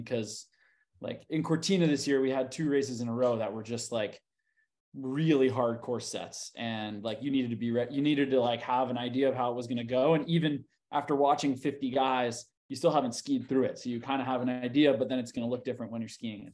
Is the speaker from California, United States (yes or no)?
yes; Bay Area, outside of San Francisco, California, United States; I grew up in the Bay Area, um, and uh, like outside of San Francisco